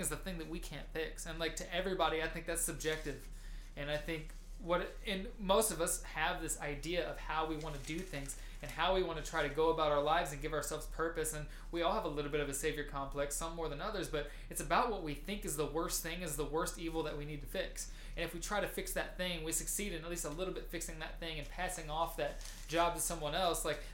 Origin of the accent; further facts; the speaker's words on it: United States; we as American Western civilized people